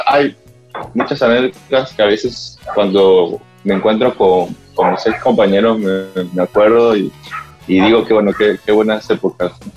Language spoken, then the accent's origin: Spanish; Peru; soy peruano